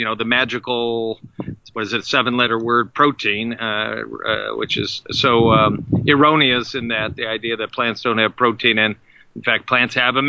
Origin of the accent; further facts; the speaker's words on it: Detroit, Michigan, United States; I hail from Detroit, Michigan